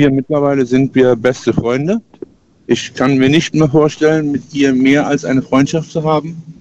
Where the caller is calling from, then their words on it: Lahnstein, Rhineland-Palatinate, Germany; Ich komme aus Lahnstein.